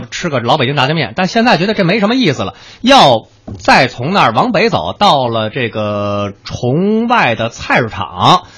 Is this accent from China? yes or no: yes; China; 我们中国人是人情思维的